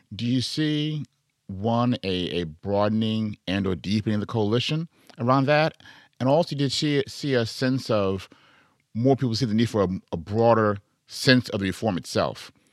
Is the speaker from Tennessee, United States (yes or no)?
no; Chicago, Illinois, United States; I'm from Chicago, by the way, born and raised